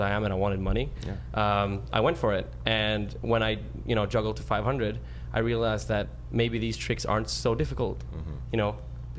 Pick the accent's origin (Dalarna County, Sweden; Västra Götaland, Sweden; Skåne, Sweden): Skåne, Sweden; Malmö; I live 5 minutes from where I grew up.